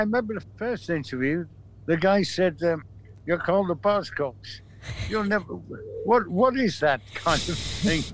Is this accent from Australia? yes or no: no; Manchester, North West England, United Kingdom; we're from Manchester.